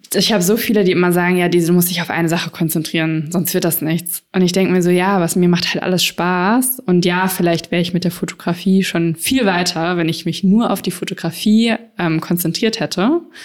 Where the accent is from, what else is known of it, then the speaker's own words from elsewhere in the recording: Frankfurt, Hesse, Germany; ich bin damals in Frankfurt aufgewachsen